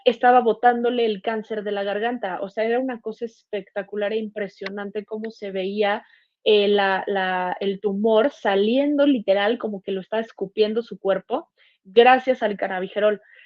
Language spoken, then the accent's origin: Spanish; Mexico City, Mexico; Yo soy de Ciudad de México.